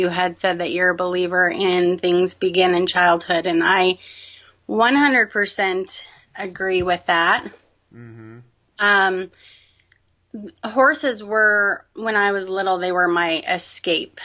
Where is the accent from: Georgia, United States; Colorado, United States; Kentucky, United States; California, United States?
Colorado, United States; Northern; I was born and raised in Northern Colorado. I'm still here in Colorado.